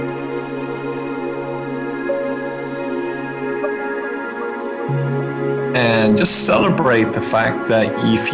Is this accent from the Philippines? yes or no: no; Ireland; accent: Irish; you may tell from my accent that's where I hail from.